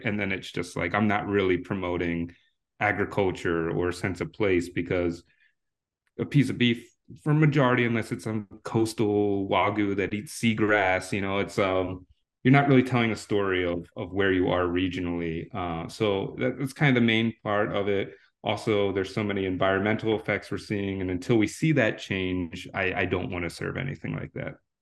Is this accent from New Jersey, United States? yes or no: yes; New Jersey, United States; moved away as an adult; now in Washington, D.C., United States; I grew up in South Jersey to the ripe age of seventeen